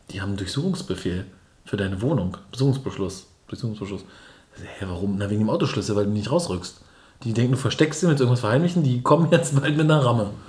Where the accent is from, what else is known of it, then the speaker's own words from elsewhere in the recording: Berlin, Germany; und als dann klar war, nee, aber wir kommen aus Berlin, haben die sofort gekuscht und überall, wo Berlin war, war dieses, oh krass, Berliner und so.